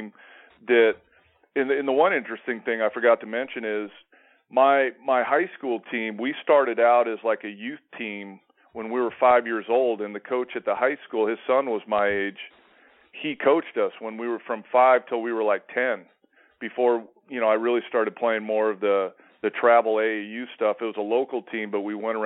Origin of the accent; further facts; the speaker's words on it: Simi Valley, California, United States; I used to live growing up in Simi Valley, California